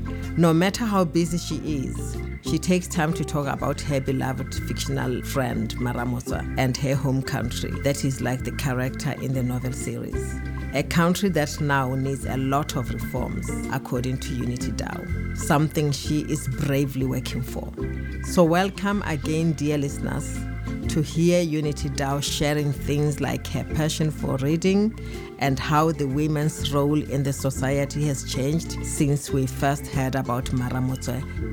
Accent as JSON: {"language": "English", "town": "Mahalapye", "region": "Central District", "country": "Botswana", "tie": "born or raised there", "said": "Talking to you from my home village, Mahalape, in Botswana, where I was born and raised in a traditional way."}